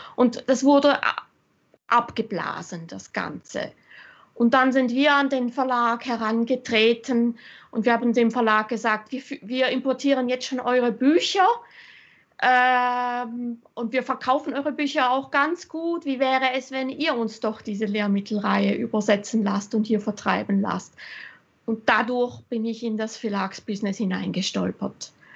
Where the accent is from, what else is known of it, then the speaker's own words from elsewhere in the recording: Switzerland; also born or lived in Germany / Austria; ich bin halb Deutsche, halb Österreicherin. Ich bin aber in der Schweiz aufgewachsen seit meinem sechsten Lebensjahr